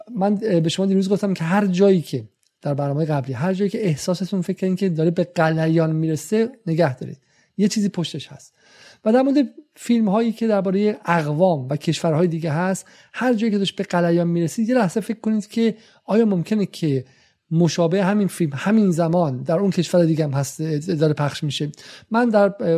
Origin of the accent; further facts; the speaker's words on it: England, United Kingdom; تو انگلیس هم بزرگ شدم